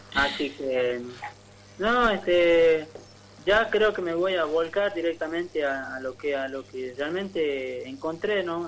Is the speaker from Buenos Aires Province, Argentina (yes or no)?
no; Tartagal, Salta, Argentina; moved away as an adult; now in San Miguel, Argentina; yo soy de Tartagal, este, de Tierra del Calor, ¿no? También eh, somos del, de ahí del, norte, criado.